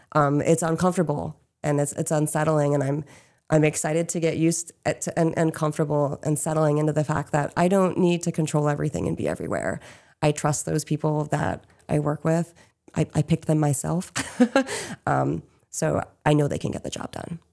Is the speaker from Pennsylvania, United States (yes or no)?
yes; Chester County, Pennsylvania, United States; moved away as an adult; now in Maine, United States; we hail from Chester County, which is, um, down the road from Chads Ford